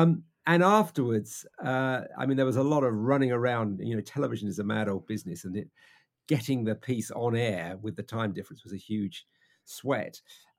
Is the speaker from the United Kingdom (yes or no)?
yes; United Kingdom; We're British.